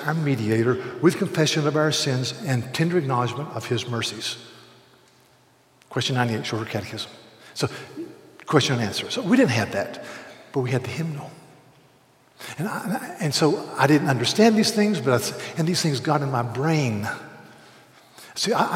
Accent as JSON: {"language": "English", "town": "Charleston", "region": "South Carolina", "country": "United States", "said": "I'm from Charleston, South Carolina"}